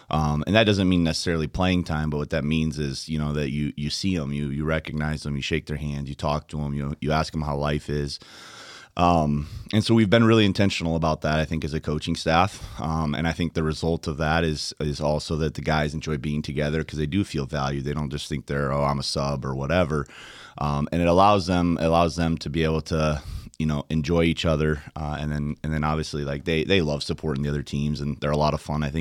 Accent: DR Congo; moved away; yeah, I was born in the Democratic Republic of the Congo, um, and my parents were missionaries there.

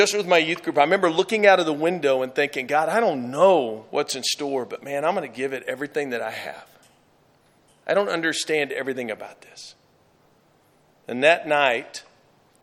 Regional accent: Texas, United States; I'm from Texas

